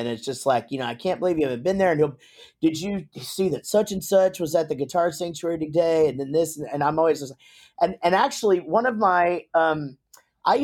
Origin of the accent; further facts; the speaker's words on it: Wichita Falls, Texas, United States; I'm from Wichita Falls.